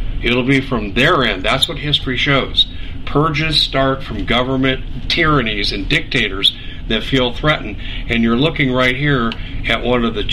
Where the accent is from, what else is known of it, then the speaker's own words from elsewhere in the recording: United States; I am an American, and I'm a Christian